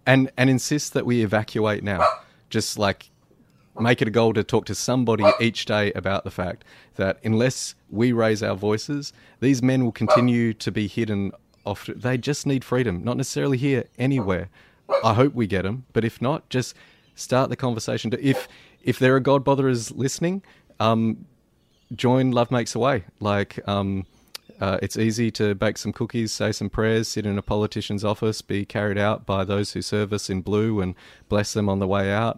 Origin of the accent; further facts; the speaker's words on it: Perth, Western Australia, Australia; in Perth, in my hometown